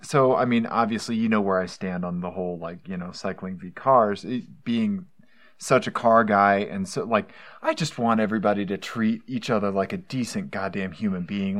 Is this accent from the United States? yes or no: yes; Missouri, United States; also born or lived in Johnson County, Kansas; I'm from Missouri